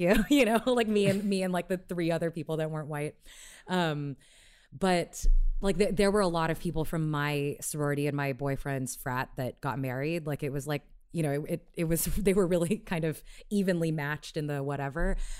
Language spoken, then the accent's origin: English; Houston, Texas, United States; moved away as an adult; I grew up in Houston